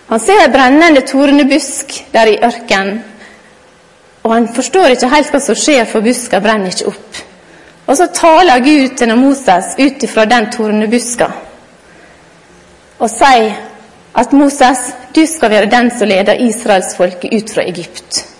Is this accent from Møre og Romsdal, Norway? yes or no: yes; Godøy, Møre og Romsdal, Norway; jeg er kone, og jeg er mor, og jeg er lærer, og jeg er sunnmøring og godøying.